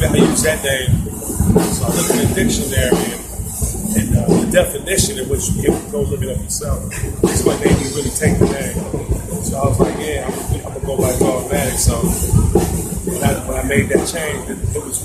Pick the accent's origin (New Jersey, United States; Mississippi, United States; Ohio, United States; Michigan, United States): Michigan, United States; Detroit; I'm from Detroit